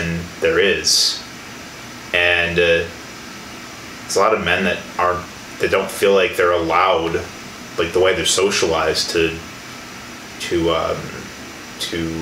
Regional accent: Illinois, United States; moved away as an adult; now in Milwaukee, United States; being away from the environment I was raised in and being somewhere completely new, being Milwaukee, because I'm originally from Illinois

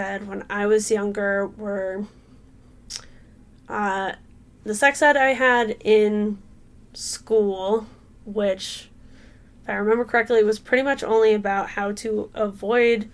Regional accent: San Francisco Bay Area, California, United States; growing up in the San Francisco Bay Area

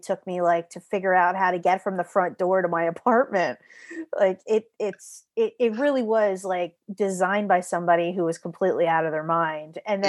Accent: Philadelphia, Pennsylvania, United States; now in Los Angeles, United States; I'm from Philly.

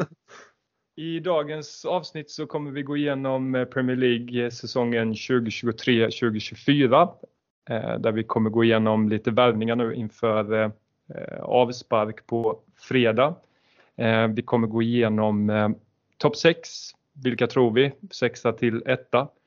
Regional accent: Halmstad, Halland County, Sweden; vi är från Halmstad

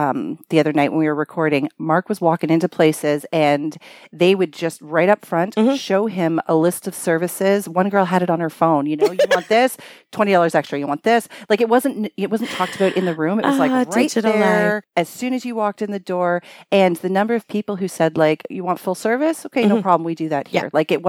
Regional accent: Scarborough, Ontario, Canada; My hometown.

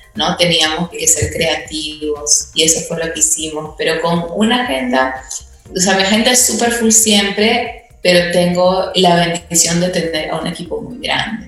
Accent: Peru; moved away; yo tuve el privilegio de ir a un colegio británico en, en, Perú

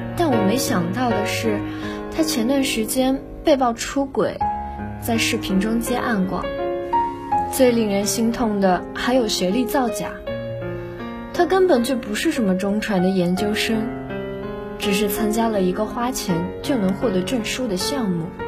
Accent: Nantong, Jiangsu, China; now in Nanjing, China; 来自江苏南通

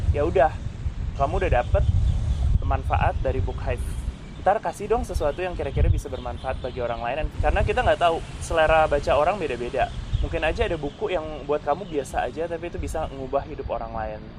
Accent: Jakarta, Indonesia; aku orang Jakarta yang lumayan skeptis

